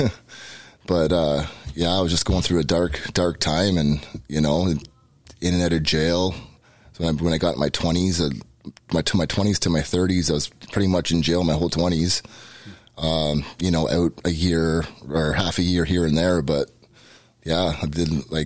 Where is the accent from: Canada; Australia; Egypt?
Canada; Peterborough, Ontario; moved away as an adult; now in Hamilton, Canada; I grew up Catholic, born and raised in Peterborough